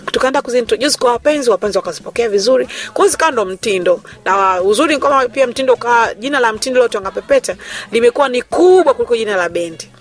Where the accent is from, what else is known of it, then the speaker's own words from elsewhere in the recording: Dar es Salaam, Tanzania; also born or lived in Arusha; mimi nimezaliwa katika mkoa wa Dar es Salaam, katika hospitali ya taifa ya kijeshi Lugalo